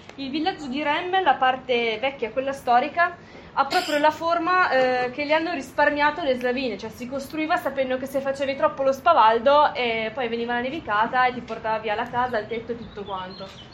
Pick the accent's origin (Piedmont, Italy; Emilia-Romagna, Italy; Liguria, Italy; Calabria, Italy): Liguria, Italy; moved away as an adult; now in Alta Valle Gesso, Italy; io vengo dalla Liguria, poi mi sono trasferita dieci anni fa eh, in Alta Valle Gesso